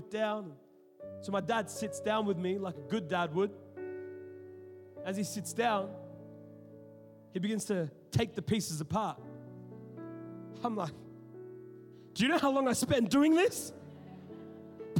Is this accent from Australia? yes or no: yes; Sydney, New South Wales, Australia; now in Melbourne, Australia; I'm talking about Western Sydney. We know what's up. You know what I'm saying? I grew up in the hood.